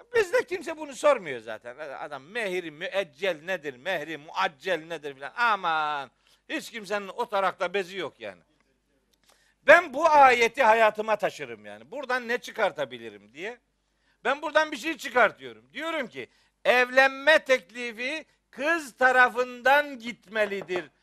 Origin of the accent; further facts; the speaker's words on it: Trabzon / Rize, Eastern Black Sea, Turkey; bizim Trabzon'da. Bizim oralarda, Rize'de yani.